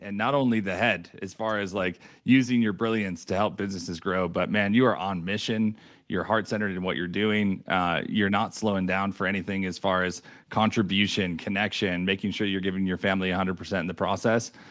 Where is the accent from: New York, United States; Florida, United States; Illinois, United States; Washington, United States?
New York, United States; moved away as an adult; now in Denver, United States; I'm originally from New York too